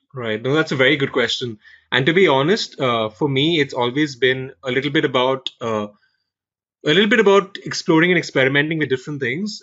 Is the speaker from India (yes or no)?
yes; India; moved away; I'm originally from India.